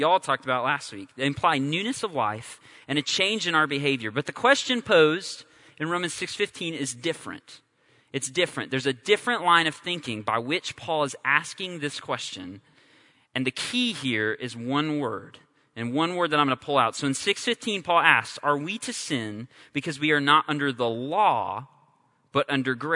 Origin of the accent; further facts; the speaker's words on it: California, United States; I'm from California